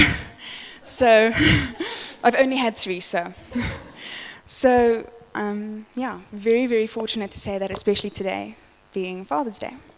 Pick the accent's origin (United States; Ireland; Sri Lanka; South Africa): South Africa; Johannesburg, Gauteng; I grew up in the West Rand of Joburg